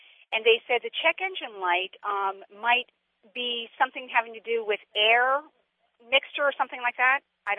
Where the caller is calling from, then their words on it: Wynnewood, Pennsylvania, United States; I'm calling from Wynwood, Pennsylvania, outside of Philadelphia.